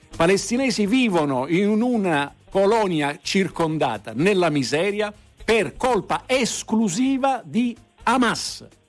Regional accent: Palermo, Sicily, Italy; lei è di Palermo come me

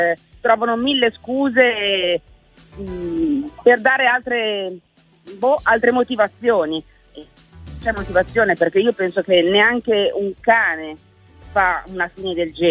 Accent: Paderno Dugnano, Lombardy, Italy; Niente, eh, io sono di Paderno Dugnano, quindi questa cosa qua mi ha, tra virgolette, scosso un attimino di più

